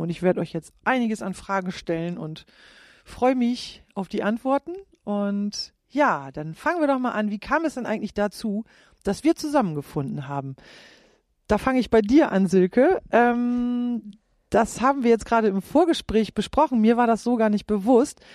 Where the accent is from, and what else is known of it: Klostermoor, Lower Saxony, Germany; born or raised there; moved away as an adult